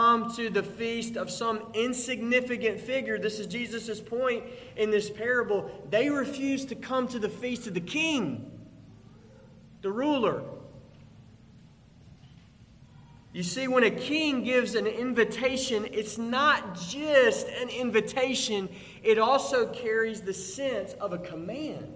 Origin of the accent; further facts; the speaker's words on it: Pearl, Mississippi, United States; I grew up in Pearl, Mississippi